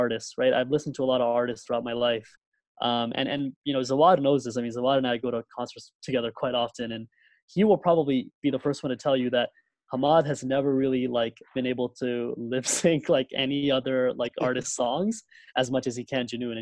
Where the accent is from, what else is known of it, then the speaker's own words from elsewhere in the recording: California, United States; also born or lived in Karachi, Pakistan; primarily was raised in this country, although I like to say that partly I was raised in Karachi